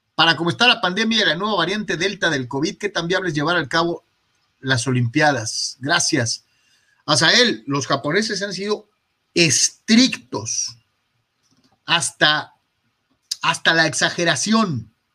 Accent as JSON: {"language": "Spanish", "town": "Guadalajara", "region": "Jalisco", "country": "Mexico", "moved": "yes", "said": "allá en mi rancho, en Guadalajara, Jalisco"}